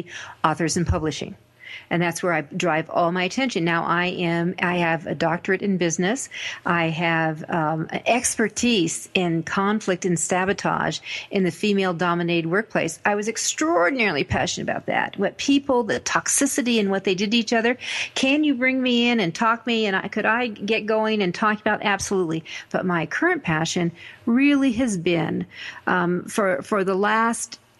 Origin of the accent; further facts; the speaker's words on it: Denver, Colorado, United States; I come from Denver